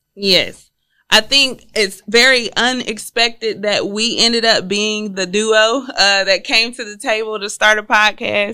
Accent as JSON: {"language": "English", "town": "Houston", "region": "Texas", "country": "United States", "said": "I'm originally from Houston, Texas"}